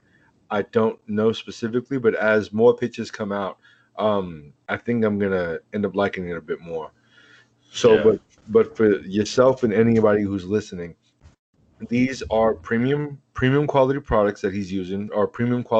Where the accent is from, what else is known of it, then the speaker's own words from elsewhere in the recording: Oakland, California, United States; I'm from Oakland.